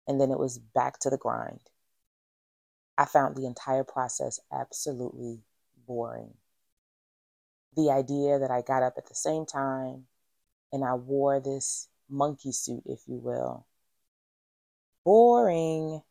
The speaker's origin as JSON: {"language": "English", "town": "Philadelphia", "region": "Pennsylvania", "country": "United States", "tie": "born or raised there", "said": "I am originally from West Philadelphia, and like many people who grew up in my neighborhood, we did not have a lot of money"}